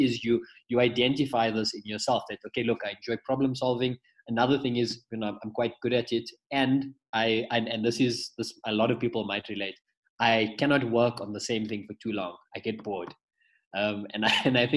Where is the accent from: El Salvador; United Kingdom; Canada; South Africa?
South Africa; Pretoria, Gauteng; I'm actually from Pretoria originally. From a little, it's classified as a township, but it's developed. It's called Lodium.